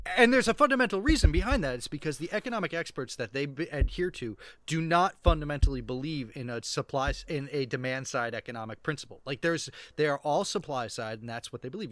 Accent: Rhode Island, United States; my home state, Rhode Island

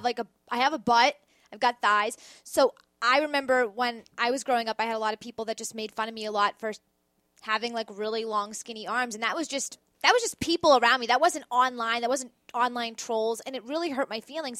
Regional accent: Boston, Massachusetts, United States; now in New York, United States; Bostonian, I will not be a traitor to my hometown.

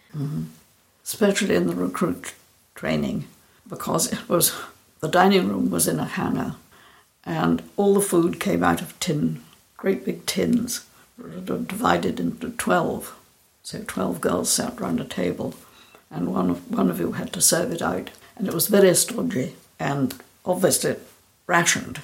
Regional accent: Scotland, United Kingdom; I'm from Scotland, and I live in the village where I was born

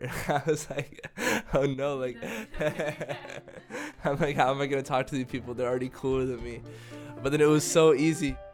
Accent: Dallas, Texas, United States; moved away as an adult; also born or lived in North Carolina / Ecuador; now in Denmark; originally, home was Dallas, Texas for me with my family

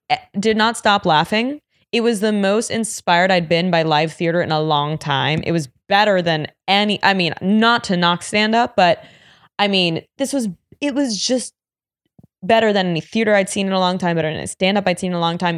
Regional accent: New York, United States; growing up in New York

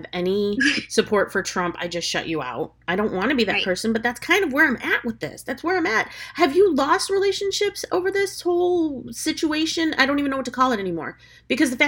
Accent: United States; now in Florida, United States; I'm as American as apple pie, hot dogs, bacon, and all of the above

